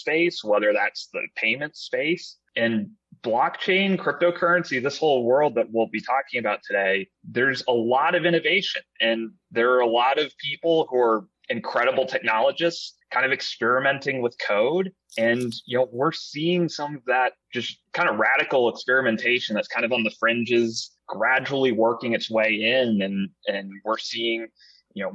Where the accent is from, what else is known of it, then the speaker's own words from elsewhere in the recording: Southern California, United States; moved away as an adult; also born or lived in Northeast United States / Maine; now in New England, United States; So I was born here in the Northeast. Family took me out to Southern California, so that's where I did most of my growing up